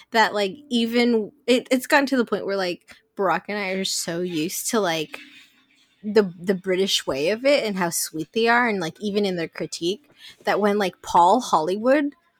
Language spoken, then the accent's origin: English; Philippines; I'm Filipino